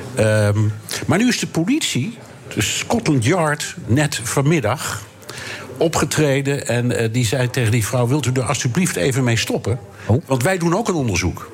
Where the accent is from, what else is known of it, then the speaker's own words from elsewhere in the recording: Amsterdam, North Holland, Netherlands; also born or lived in New York; En ik ben een ras-echte Amsterdammer. Ik ben hier geboren en getogen.